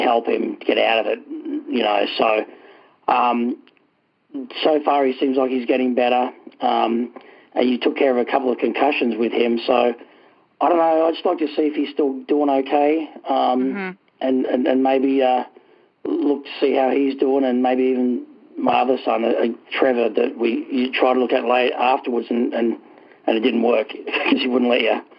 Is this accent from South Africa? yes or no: no; Australia; moved away as an adult; now in New Hampshire, United States; I'm originally from Australia. Um, I came over here uh, in 2000, the year 2000.